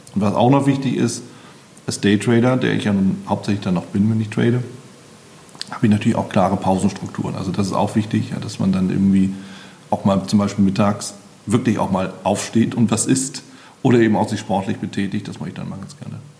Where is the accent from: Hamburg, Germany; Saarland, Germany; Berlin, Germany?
Berlin, Germany; als Berliner